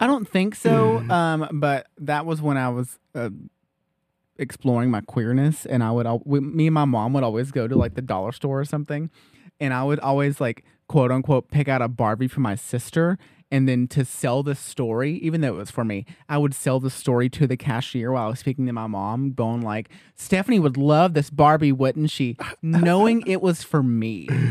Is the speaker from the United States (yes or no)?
yes; Loudon, Tennessee, United States; we grew up in Loudon